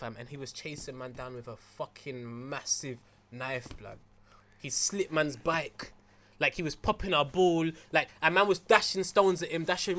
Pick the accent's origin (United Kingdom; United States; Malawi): United Kingdom; London; Because I grew up in Stamford Hill.